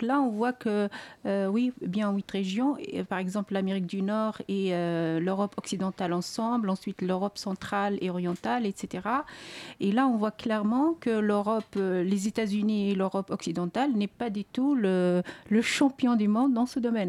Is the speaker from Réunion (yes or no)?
no; Algeria; moved away as an adult; now in France; lorsque j'ai quitté l'Algérie